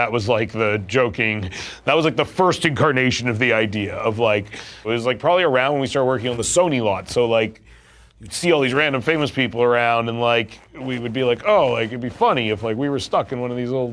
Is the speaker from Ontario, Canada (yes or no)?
no; Vancouver, British Columbia, Canada; We are Jewish Canadian boys in Vancouver